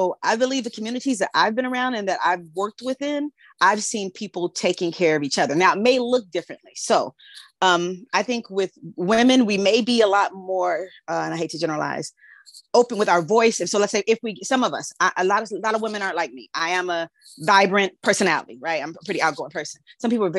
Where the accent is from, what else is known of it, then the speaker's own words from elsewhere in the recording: Los Angeles, California, United States; growing up in South Central